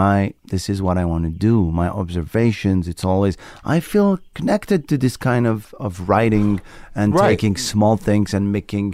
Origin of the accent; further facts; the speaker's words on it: France; English is a second language; now in United States; I do material now in America about, oh, I'm from France, ba-ba-ba-ba-bi-bi-ba-boo.